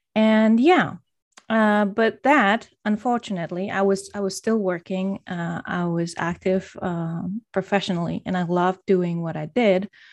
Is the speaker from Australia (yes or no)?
no; Poland; moved away as an adult; also born or lived in Denmark; I'm originally from Poland, and right now I'm, I'm living in Poland again, but I've spent majority of my grown-up life in Denmark